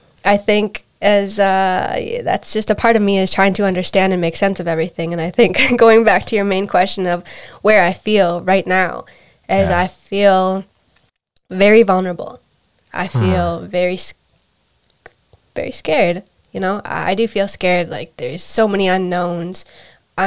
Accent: United States; I was raised in America

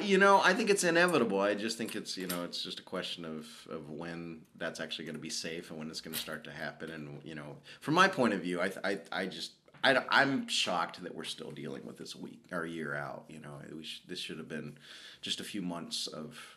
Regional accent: the South, United States; I grew up in the South

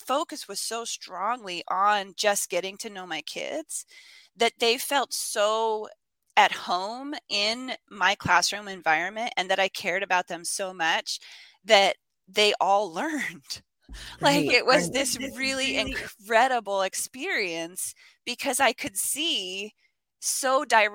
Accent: Spokane, Washington, United States; moved away as an adult; also born or lived in Armenia / Texas / Japan / New York; my hometown of Spokane

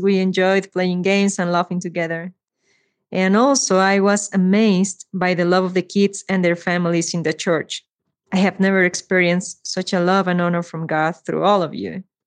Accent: Mexico City, Mexico; I am from Mexico City

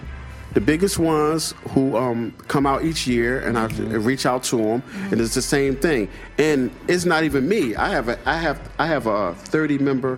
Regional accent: Philadelphia, Pennsylvania, United States; I'm from Philly, and I know every fucking musician personally or whoever.

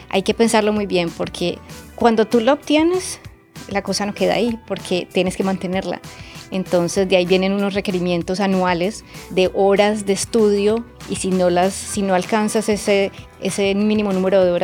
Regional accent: Barranquilla, Atlántico, Colombia; also born or lived in Medellín; yo soy paisa, nací en Medellín, pero criada en Barranquilla. Entonces tengo como las dos ciudades en mi corazón. La mitad soy costeñita y la otra mitad soy paisa.

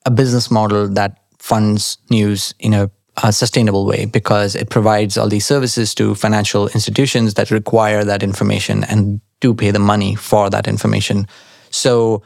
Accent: Nashik, Maharashtra, India; moved away as an adult; now in London, United Kingdom; When I grew up in India, in Nasik especially, the weather was fantastic.

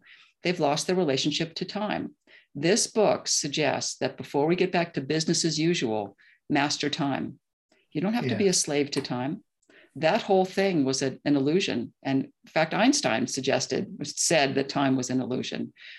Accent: New York City, New York, United States; So I'm a New Yorker, grew up, you know, and my parents are New Yorkers, as I mentioned. I lived in New York for 30 years.

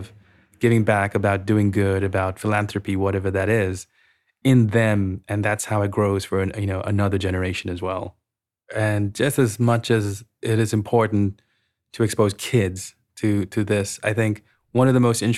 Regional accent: Sri Lanka; I grew up in Sri Lanka

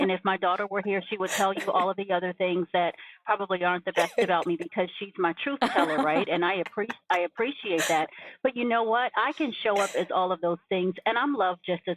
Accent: New York City, New York, United States; originally from Brooklyn, New York. And that's a part of my story

